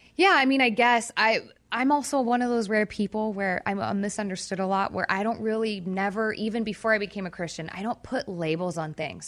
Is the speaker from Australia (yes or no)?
no; Orange County, California, United States; I grew up in Orange County.